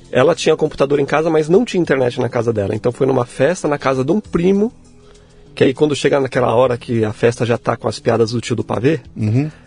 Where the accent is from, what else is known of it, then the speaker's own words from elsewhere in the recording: São Paulo, Brazil; born there; Nasci em São Paulo mesmo